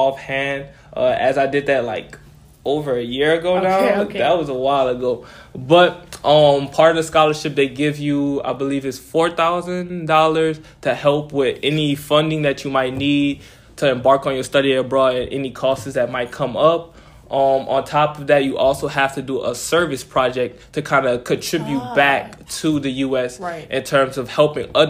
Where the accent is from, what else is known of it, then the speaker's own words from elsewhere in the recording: New Orleans, Louisiana, United States; moved away as an adult; growing up in New Orleans is very diverse